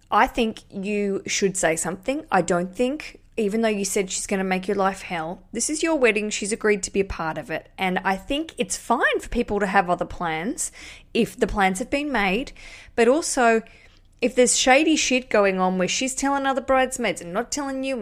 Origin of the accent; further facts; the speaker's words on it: Australia; accent: Australian; I'm just a, just an Australian